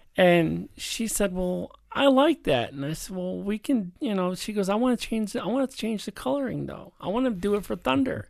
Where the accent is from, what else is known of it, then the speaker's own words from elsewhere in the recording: Chicago, Illinois, United States; now in Stockton, United States; Born and raised in Chicago